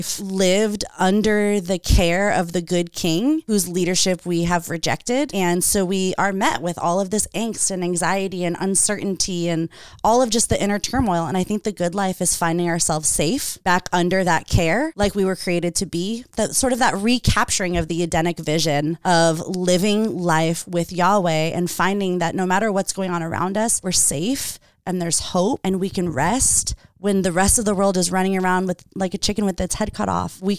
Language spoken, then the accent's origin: English; Redondo Beach, California, United States; now in Lomita, United States; I grew up in Redondo